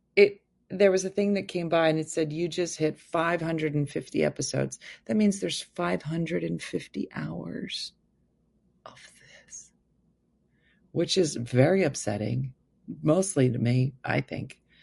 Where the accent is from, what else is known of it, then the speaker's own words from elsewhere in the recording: New Jersey, United States; I'm from New Jersey. I'm currently in Vegas